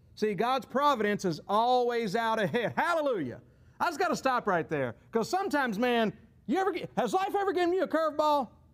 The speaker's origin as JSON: {"language": "English", "country": "United States", "said": "our perspective as, as, as American Christians"}